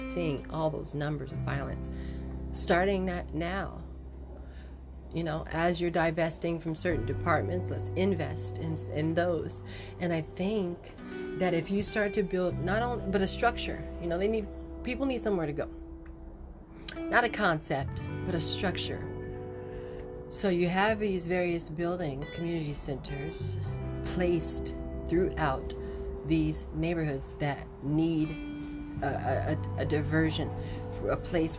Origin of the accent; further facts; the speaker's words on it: Chicago, Illinois, United States; Growing up in Chicago and in the inner city and South Side and all those places